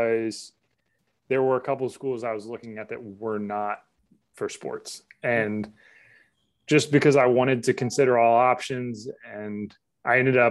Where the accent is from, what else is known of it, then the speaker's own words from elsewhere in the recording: Charlotte, North Carolina, United States; moved away; also born or lived in Pennsylvania; I grew up in Charlotte